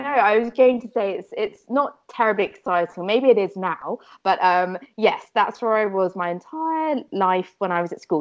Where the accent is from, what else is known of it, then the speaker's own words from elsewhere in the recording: Fleet, South East England, United Kingdom; I grew up in a very um, slightly boring place oh. called called Fleet in Hampshire.